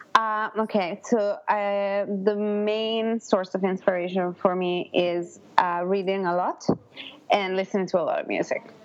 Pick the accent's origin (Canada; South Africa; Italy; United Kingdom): Italy; northern Italy; moved away as an adult; also born or lived in Los Angeles, United States; I'm from originally from Italy, northern Italy, and I moved to America